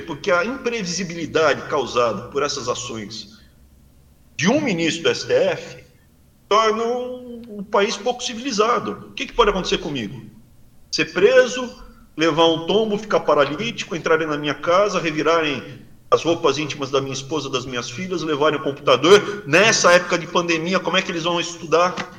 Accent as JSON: {"language": "Portuguese", "country": "Brazil", "tie": "born or raised there", "moved": "as an adult", "lives_now": "United States", "said": "Sou brasileiro, me sinto bem no Brasil. Mais especificamente na região que eu cresci, eu me sinto bem ali, Mato Grosso do Sul, São Paulo, Sul de Minas, norte do Paraná"}